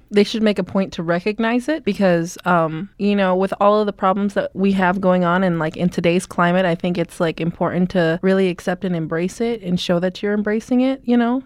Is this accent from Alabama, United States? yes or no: no; Omaha, Nebraska, United States; moved away; When I grew up in Omaha, I grew up in North Omaha, and that is a predominantly black community.